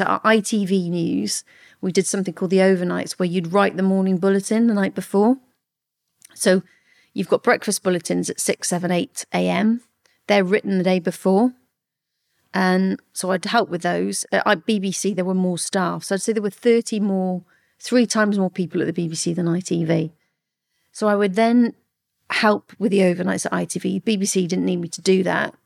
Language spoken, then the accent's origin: English; Newent, South West England, United Kingdom; I grew up in a place called Newant in the Forest of Dean in Gloucestershire